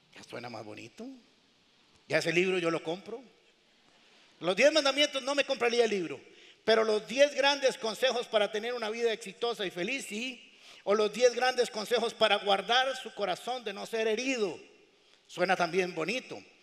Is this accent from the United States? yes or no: no; Costa Rica